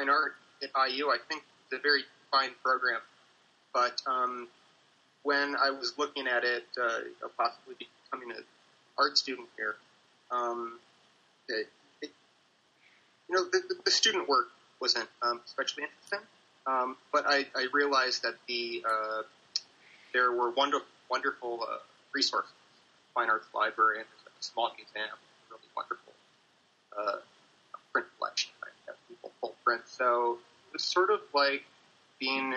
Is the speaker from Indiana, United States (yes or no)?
yes; Valparaiso, Indiana, United States; moved away; also born or lived in Beverly Farms, Massachusetts / Milwaukee, Wisconsin; I grew up mostly in Valparaiso, northwest Indiana